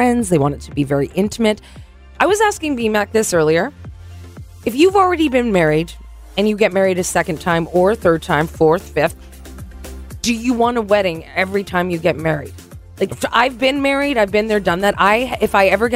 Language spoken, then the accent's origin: English; Vernon, British Columbia, Canada; my hometown